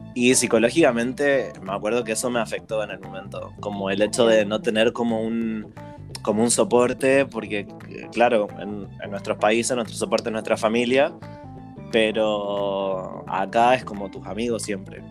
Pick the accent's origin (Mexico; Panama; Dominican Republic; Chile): Chile; moved away as an adult; now in Berlin, Germany; yo la chilena